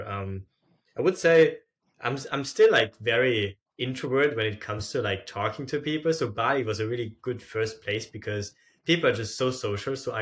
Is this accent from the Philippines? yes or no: no; Austria; moved away as an adult; also born or lived in Hong Kong / Lisbon, Portugal; I'm originally from Austria